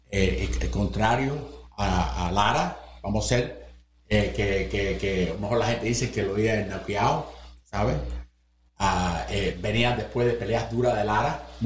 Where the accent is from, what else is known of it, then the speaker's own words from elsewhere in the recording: Cuba; Porque tú estás ayudando al boxeo cubano, yo soy cubano.